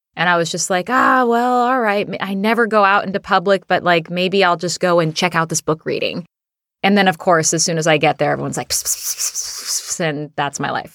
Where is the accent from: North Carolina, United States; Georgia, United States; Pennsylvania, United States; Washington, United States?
Washington, United States; Seattle; we're both from Seattle. So, um, we both, uh, both of us grew up here